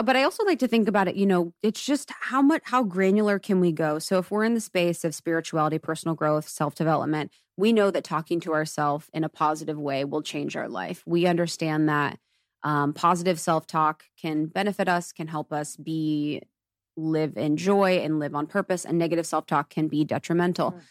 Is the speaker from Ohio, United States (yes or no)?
yes; Ohio, United States; moved away; I grew up in Ohio, and it's so Catholic